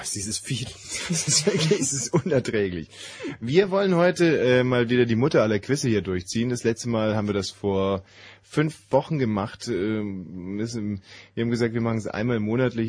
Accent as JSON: {"language": "German", "region": "West Germany", "country": "Germany", "tie": "born or raised there", "said": "im Westen groß"}